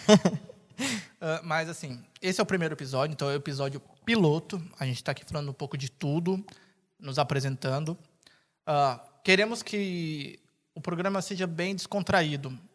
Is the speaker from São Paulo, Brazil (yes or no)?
yes; São Paulo, Brazil; Sou de São Paulo.